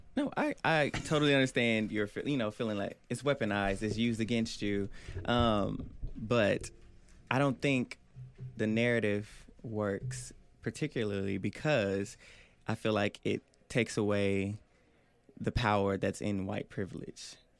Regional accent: Oklahoma City, Oklahoma, United States; I'm from Northwest Oklahoma City, Oklahoma.

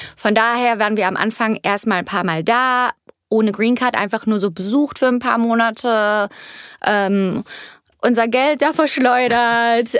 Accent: Cologne area, North Rhine-Westphalia, Germany; first language German; moved away as an adult; now in Los Angeles, United States; es ist immer noch meine Heimat mhm. und es ist, ist, wo meine Familie ist, meine, meine Mama, meine Schwester und mein Bruder

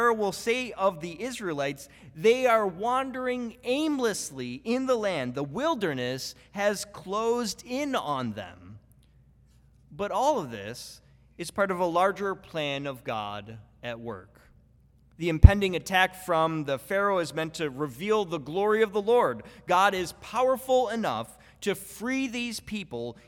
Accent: Buffalo, New York, United States; I'm from Buffalo, New York

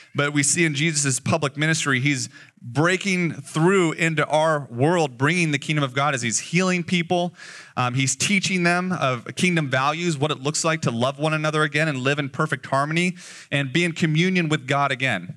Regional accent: Las Vegas, Nevada, United States; moved away as an adult; now in Eugene, United States; I was born and raised in Vegas, so the sun bullied me for the first twenty-two years of my life

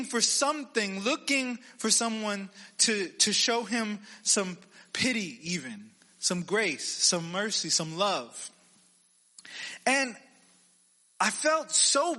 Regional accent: Texas, United States; I'm from Texas

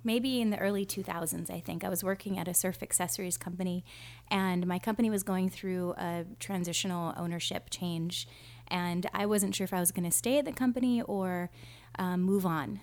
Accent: Kona, Hawaii, United States; now in Oceanside, United States; we come from Kona, Hawaii, but we've been living in Oceanside, California for a long time now.

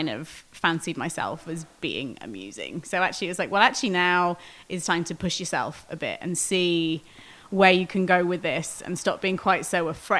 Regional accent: Wales, United Kingdom; moved away as an adult; also born or lived in outskirts of London; now in Pittsburgh, United States; I grew up in Wales.

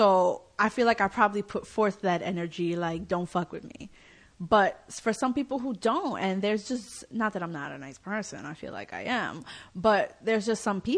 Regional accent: New York City, New York, United States; I've lived in New York my entire life, born and raised in the Bronx

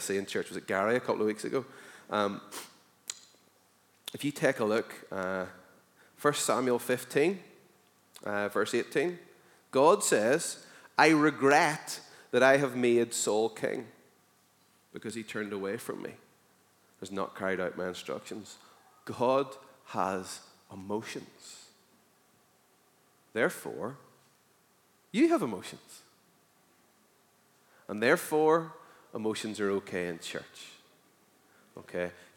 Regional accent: Northern Ireland, United Kingdom; as a Northern Irish person

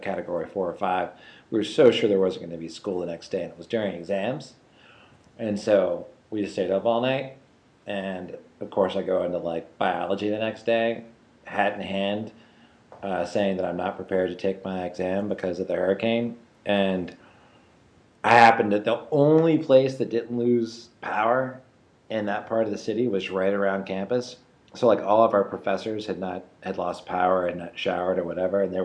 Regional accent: North Carolina, United States; I grew up in North Carolina

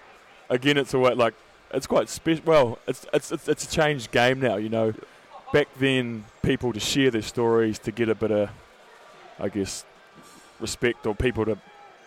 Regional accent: Hawke's Bay, New Zealand; also born or lived in Canterbury; I grew up in Hawke's Bay in the North Island

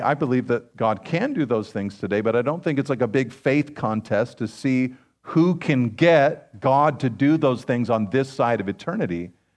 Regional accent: Pacific Grove, California, United States; I grew up in Pacific Grove

